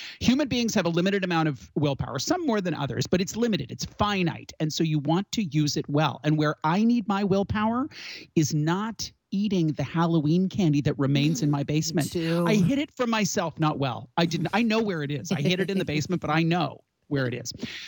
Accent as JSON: {"language": "English", "country": "Canada", "said": "we're Canadian."}